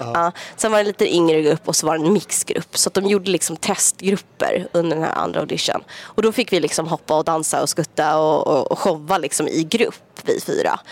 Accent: Sweden; moved away as an adult; jag bor inte hemma i Sverige längre.

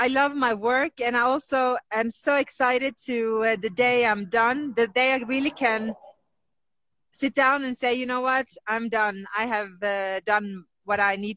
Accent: Oslo, Norway; also born or lived in Colombia; I grew up in Oslo, Norway, having everything I needed

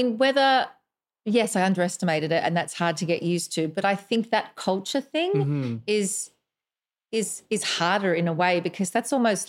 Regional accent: Australia; now in Canada; And I'm Australian.

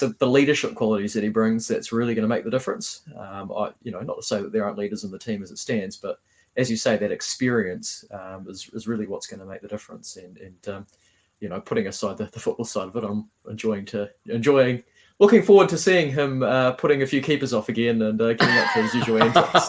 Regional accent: Havelock North, Hawke's Bay, New Zealand; now in Wellington, New Zealand; I'm from Havelock North originally, played for Havelock North Wanderers before coming down to Wellington

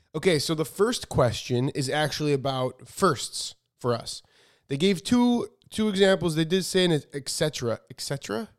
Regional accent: Chicago, Illinois, United States; moved away as an adult; also born or lived in New York; now in California, United States; I grew up in Chicago and my grandma had a house in Florida.

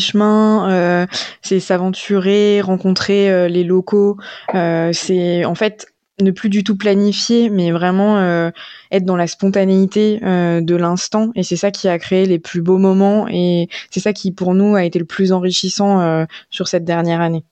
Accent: Auvergne-Rhône-Alpes, France; on est de Rhône-Alpes comme c'est notre cas

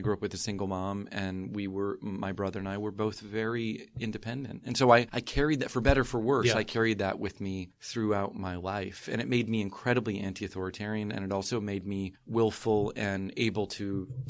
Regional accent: rural north central Florida, United States; now in San Francisco, United States; I'm from Florida. I'm from rural north central Florida, like Gainesville, Suwannee River, Williston, Jacksonville.

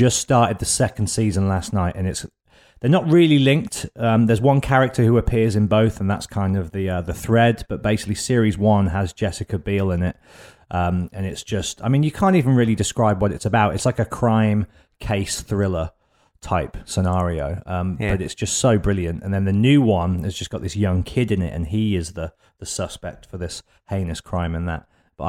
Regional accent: Birmingham, West Midlands, United Kingdom; I'm from Birmingham originally, so it's that show has done more for Birmingham than anything since … I would say.

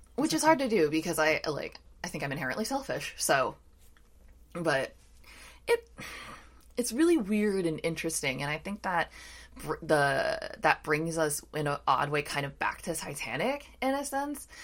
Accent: Washington, District of Columbia, United States; I live near the Capitol, you know, those riots happen in my hometown

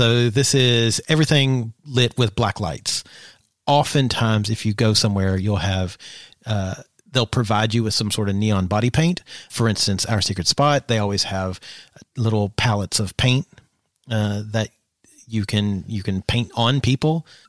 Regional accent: the South, United States; probably because of growing up in the South and seeing this all the time

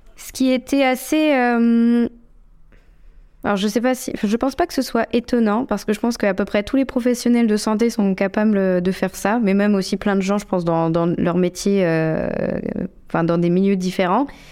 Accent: La Rochelle, Nouvelle-Aquitaine, France; moved away as an adult; also born or lived in Lyon; now in Brest, France; je suis née et j'ai grandi à La Rochelle.

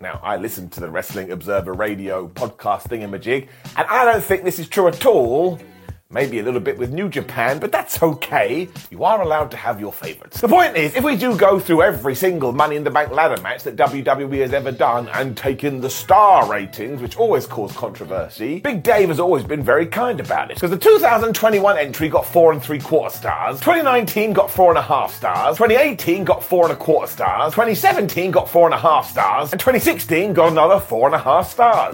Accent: United Kingdom; us British idiots

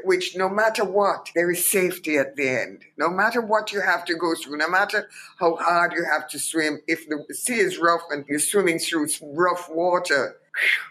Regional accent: Kingston, Jamaica; moved away as an adult; my history as a Jamaican

